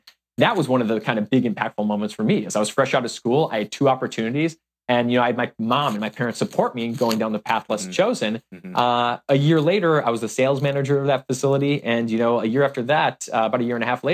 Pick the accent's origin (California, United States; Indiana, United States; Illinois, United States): Illinois, United States; Chicago; we grew up on the South Side of Chicago